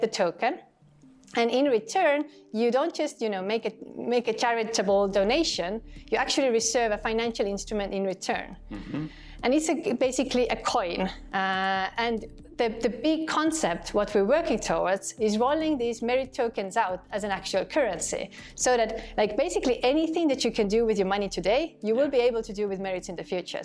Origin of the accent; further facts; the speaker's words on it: Estonia; my home country here in Estonia